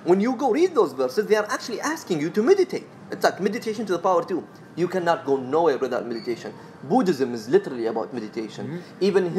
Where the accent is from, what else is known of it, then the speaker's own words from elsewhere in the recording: Sharjah, United Arab Emirates; accent: Emirati; I'm from Sharjah, man.